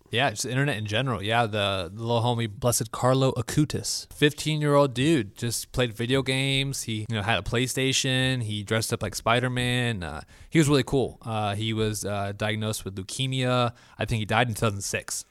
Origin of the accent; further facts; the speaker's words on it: Florida, United States; also born or lived in Honolulu, Hawaii; I am from Florida